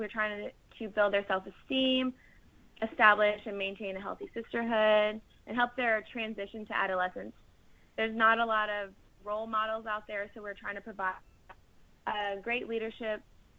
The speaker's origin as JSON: {"language": "English", "town": "Houston", "region": "Texas", "country": "United States", "tie": "born or raised there"}